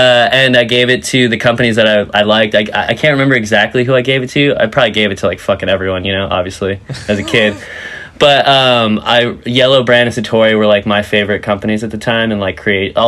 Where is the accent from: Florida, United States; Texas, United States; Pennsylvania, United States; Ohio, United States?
Florida, United States; Vero Beach; I'm originally from Vero Beach, Florida.